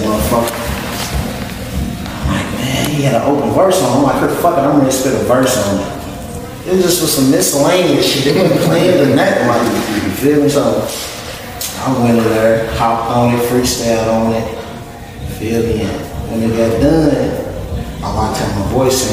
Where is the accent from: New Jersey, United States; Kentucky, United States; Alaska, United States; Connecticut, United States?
Kentucky, United States; Louisville; also born or lived in Dallas, Texas; I'm from the Southside of Louisville, Kentucky